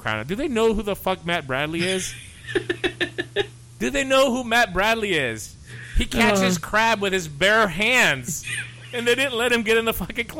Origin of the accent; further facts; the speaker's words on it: Greece; now in Chattanooga, United States; Greece, what is going on in my home country?